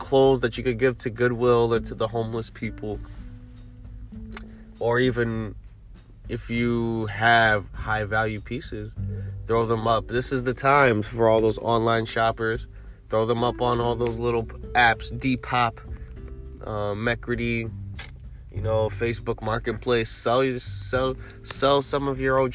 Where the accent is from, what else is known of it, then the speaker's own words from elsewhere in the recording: New York City, New York, United States; I'm a New Yorker